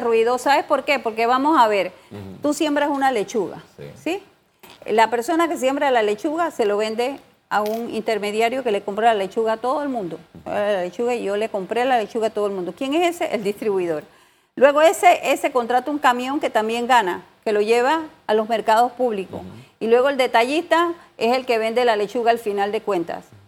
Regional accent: Panama

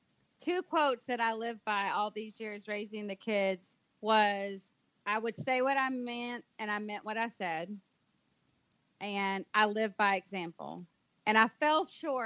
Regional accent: United States; moved away as an adult; now in Dominican Republic; here in the DR, as an American missionary

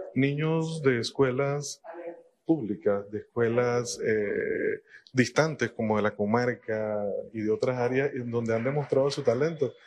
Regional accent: Panama; todos somos panameños

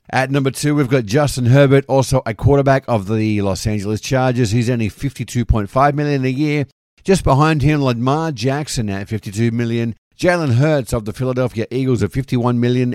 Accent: Sydney, New South Wales, Australia; now in United States; having been a regular going to Sydney Swans games when I lived back home

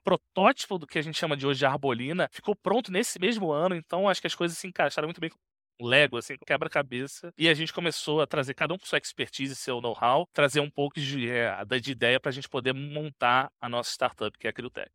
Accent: Rio de Janeiro, Brazil; Eu sou natural do Rio

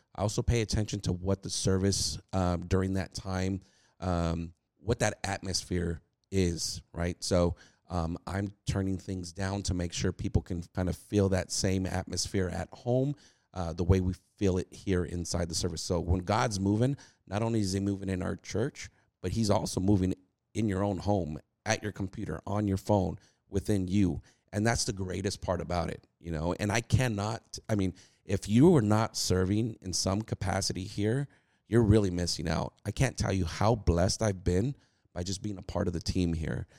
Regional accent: California, United States; moved away as an adult; now in Texas, United States; we're originally from California. Uh, we migrated over to Texas, uh, right after the pandemic hit.

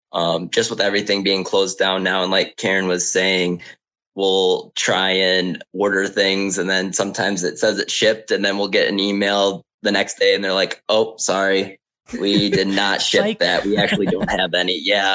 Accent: Michigan, United States; now in Las Vegas, United States; Yeah, so we came out here when it was really hot. We came from Michigan.

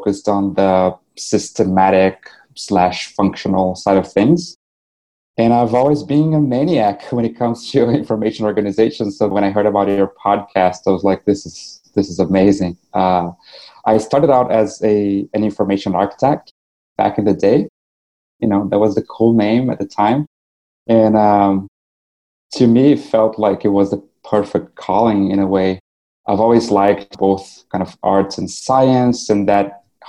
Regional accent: Brazil; first language Portuguese; English is a second language; moved away as an adult; now in New York, United States; I started using my blog as a way to translate what I was learning to my fellow Brazilian designers

